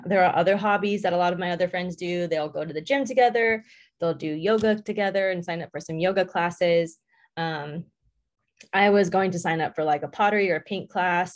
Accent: Southern California, United States; moved away as an adult; now in Indiana, United States; I grew up in Southern California

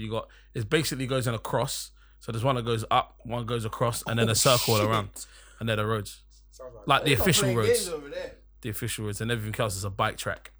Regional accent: Kenya; They are completely bogus, mate, because I'm from Kenya.

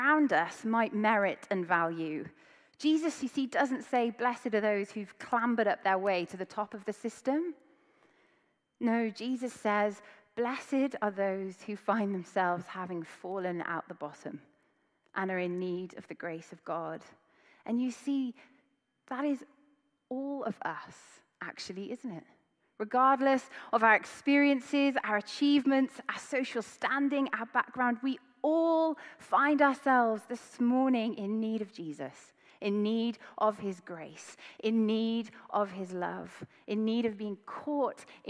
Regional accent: Wales, United Kingdom; I grew up in Wales

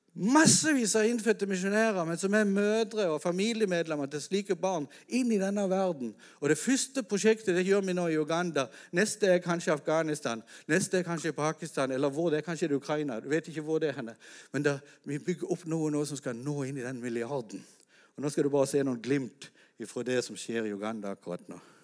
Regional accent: Norway; hjemme i Norge

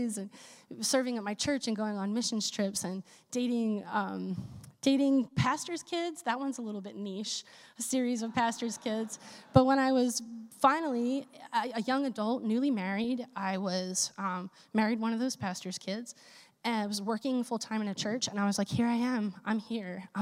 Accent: Philadelphia, Pennsylvania, United States; In the faith community that I grew up in Philadelphia, where I'm from

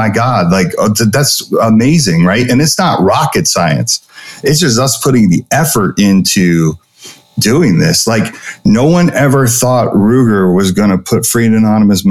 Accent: California, United States; the place I grew up in California

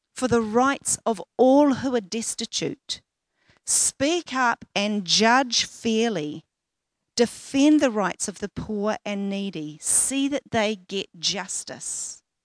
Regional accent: Auckland, New Zealand; I grew up in West Auckland, and at the time I was living and working in South Auckland

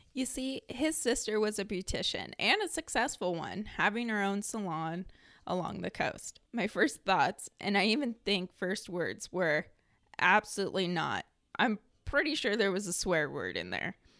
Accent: Scappoose, Oregon, United States; I grew up in Scappoose, Oregon, just 30 minutes away from Portland

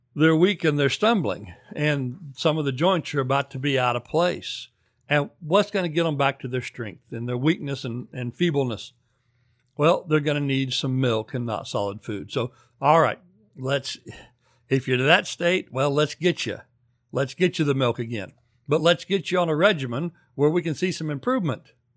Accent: United States; moved away; also born or lived in former Soviet Union; as an American

